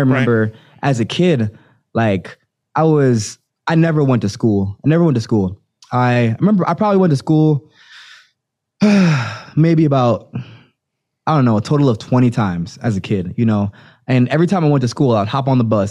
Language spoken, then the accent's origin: English; Jamaica; also born or lived in Florida; now in United States; growing up in Jamaica